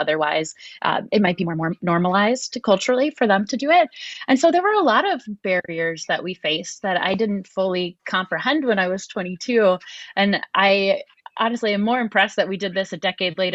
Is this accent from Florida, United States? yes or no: yes; Miami, Florida, United States; moved away; I grew up in Miami, Florida, in a very urban area.